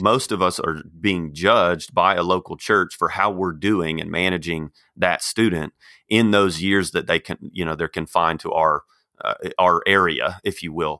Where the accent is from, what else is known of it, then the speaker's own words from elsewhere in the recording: Texas, United States; moved away as an adult; also born or lived in Arkansas; now in Kansas City, United States; I grew up in Texas